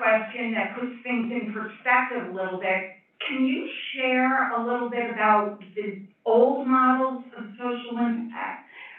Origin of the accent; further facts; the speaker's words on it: New York, United States; moved away; I'm originally from New York and I'm talking quickly.